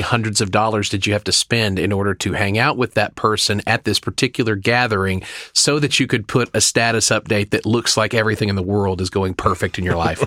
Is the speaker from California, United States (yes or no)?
no; Oklahoma, United States; also born or lived in Dallas; now in Glendale, United States; originally from Oklahoma